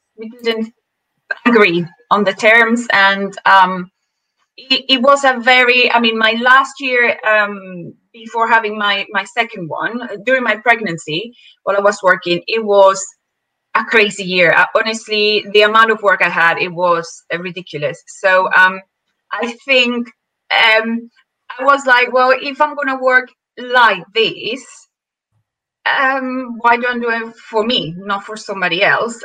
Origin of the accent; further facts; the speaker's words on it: Venezuela; moved away; I'm from Venezuela